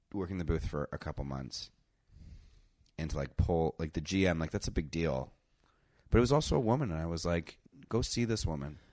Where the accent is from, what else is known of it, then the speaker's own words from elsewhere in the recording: Canada; I'm Canadian